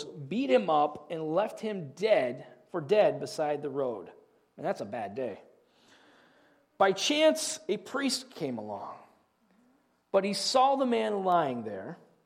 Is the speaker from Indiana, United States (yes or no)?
yes; Southeast Indiana, United States; I grew up in Southeast Indiana.